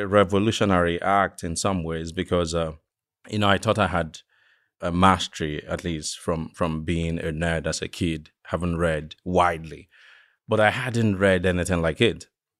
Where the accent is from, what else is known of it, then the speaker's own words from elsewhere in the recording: eastern Nigeria, Nigeria; So I'm from Nigeria, from the eastern part of the country.